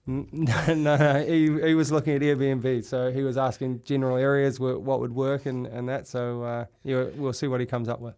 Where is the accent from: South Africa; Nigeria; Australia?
Australia; North Shore, New South Wales; moved away as an adult; also born or lived in Europe; I grew up on the North Shore